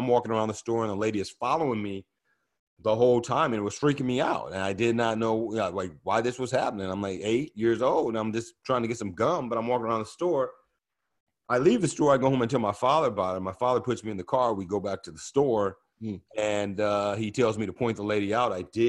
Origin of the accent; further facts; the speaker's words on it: Oakland, California, United States; growing up in Oakland, you know, Oakland was one of the more integrated cities in America to grow up in the 70s.